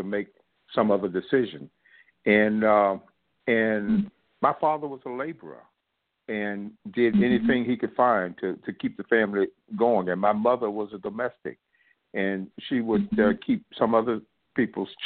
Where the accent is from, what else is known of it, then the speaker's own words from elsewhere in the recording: South Alabama, United States; I grew up poor in South Alabama.